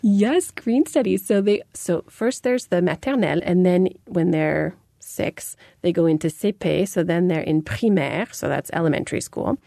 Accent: United States; moved away; growing up in America

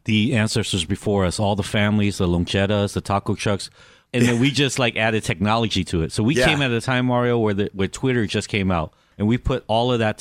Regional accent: Los Angeles, California, United States; also born or lived in Anaheim, California; I grew up in Koreatown. I grew up in Anaheim

